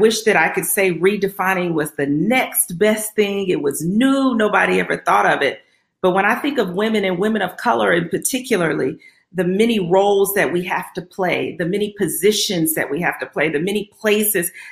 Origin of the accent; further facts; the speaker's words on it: Little Rock, Arkansas, United States; I grew up in Little Rock, Arkansas, grew up what we would call middle class